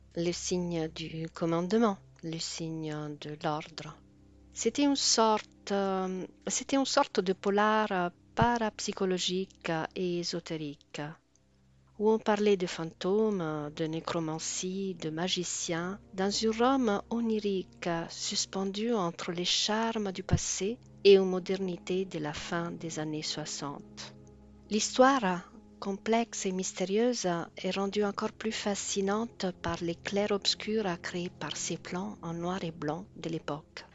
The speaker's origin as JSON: {"language": "French", "town": "Rome", "region": "Lazio", "country": "Italy", "tie": "born or raised there", "said": "je suis née à Rome"}